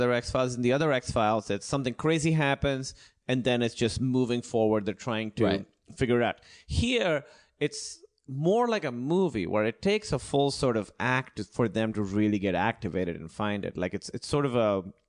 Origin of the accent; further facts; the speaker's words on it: Pakistan; moved away; I'm from Pakistan.